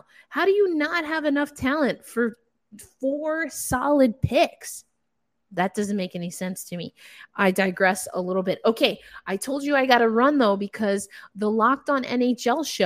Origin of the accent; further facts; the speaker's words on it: New York, United States; I'm from New York